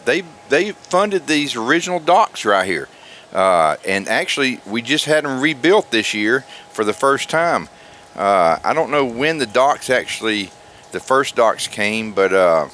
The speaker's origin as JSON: {"language": "English", "region": "Middle Tennessee", "country": "United States", "moved": "yes", "said": "I'm not from here. I'm from Middle Tennessee."}